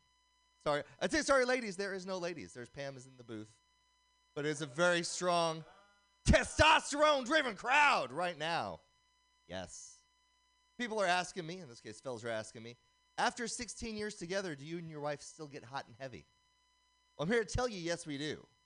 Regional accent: Oakland, California, United States; Growing up in Oakland, the brothers used to call me ….

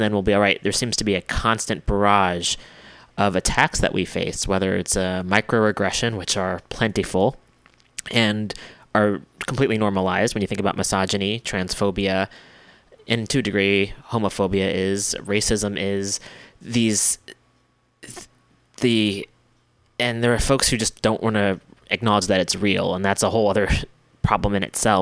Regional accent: United States; especially as an American

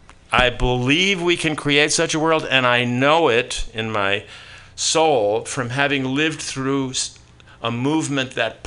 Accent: New York, United States; I grew up in New York with my parents, no brothers and sisters

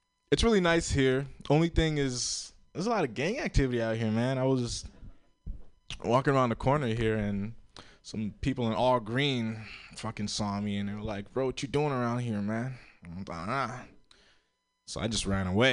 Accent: Florida, United States; moved away; I grew up in Florida. I'm Haitian

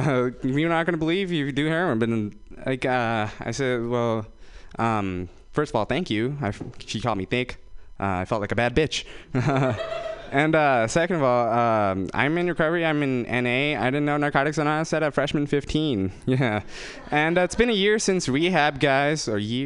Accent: Fremont, California, United States; I'm from Fremont, guys. That's where they keep all the Indian people in the Bay Area. I'm from Fremont.

